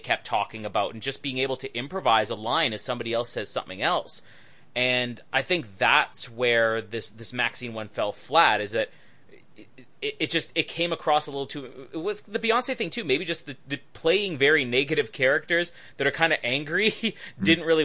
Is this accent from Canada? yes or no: yes; Canada; I'm Canadian